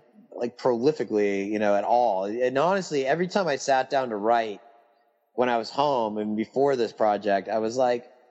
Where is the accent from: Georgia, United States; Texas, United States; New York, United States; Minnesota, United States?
Texas, United States; when I was growing up in Texas